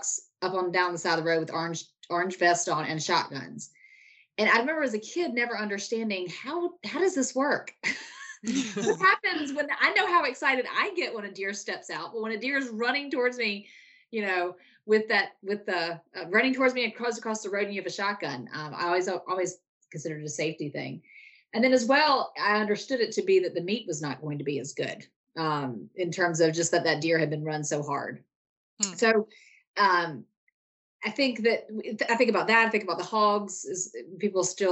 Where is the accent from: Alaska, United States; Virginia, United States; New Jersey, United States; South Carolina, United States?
South Carolina, United States; I'm from South Carolina. I grew up here, hunted here my whole life